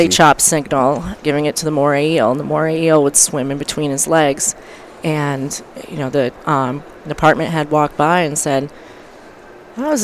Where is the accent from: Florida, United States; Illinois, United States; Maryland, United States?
Florida, United States; Florida Keys, United States; growing up in the Keys, I had a fisherman for a father and a dolphin trainer for a mother